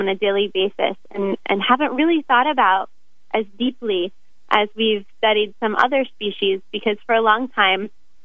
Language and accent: English; Florida, United States; moved away as an adult; now in Oregon, United States; Originally, I'm from Florida